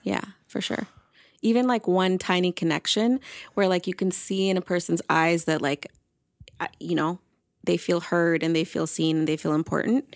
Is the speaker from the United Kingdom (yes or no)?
no; Toronto, Ontario, Canada; now in Vancouver Island, Canada; I'm from Toronto